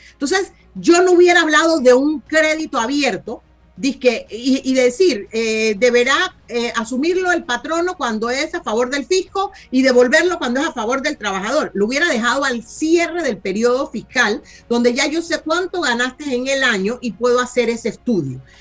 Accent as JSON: {"language": "Spanish", "country": "Panama", "said": "como panameños"}